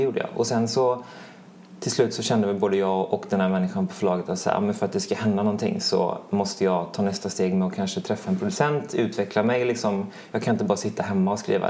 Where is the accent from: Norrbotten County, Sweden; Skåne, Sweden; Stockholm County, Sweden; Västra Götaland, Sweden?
Västra Götaland, Sweden; Mölnlycke; jag är både uppvuxen i Mölnlycke och gått i skolorna i Mölnlycke